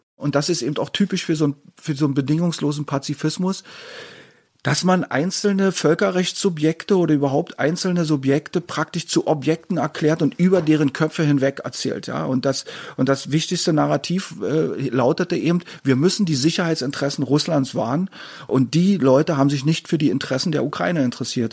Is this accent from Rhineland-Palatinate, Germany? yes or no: no; Berlin, Germany; Ich bin 1967 in Ostberlin geboren worden